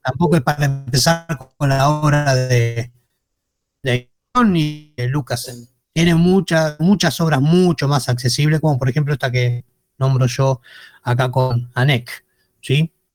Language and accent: Spanish; Argentina; nosotros como argentinos